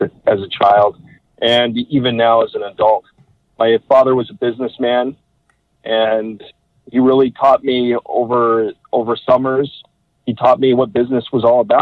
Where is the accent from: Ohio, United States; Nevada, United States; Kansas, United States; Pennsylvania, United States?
Nevada, United States; Las Vegas; moved away as an adult; also born or lived in Potsdam, New York; I'm originally from Las Vegas, Nevada